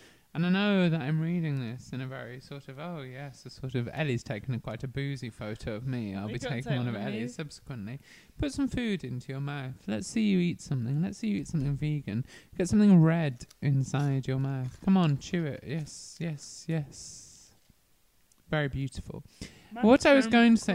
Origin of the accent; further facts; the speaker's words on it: Worcestershire, West Midlands, United Kingdom; in my county, I'm from Worcestershire